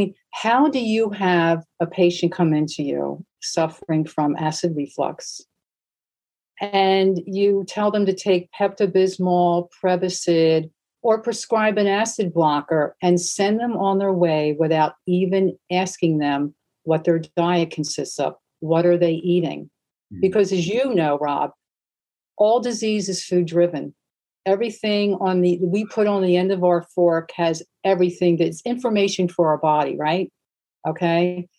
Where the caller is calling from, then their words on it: Bloomfield, New Jersey, United States; I'm coming from Bloomfield, New Jersey, which, if you're not familiar, you're from Europe. We're like 10 miles west of New York City.